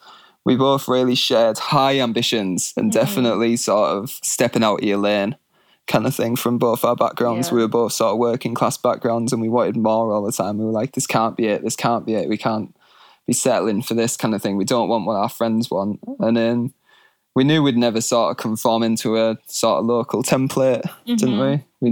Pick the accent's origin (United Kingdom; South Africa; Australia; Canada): United Kingdom; Scotland; also born or lived in England; And so I was born in England, grew up in Scotland. I'm the youngest of two older brothers and an older sister.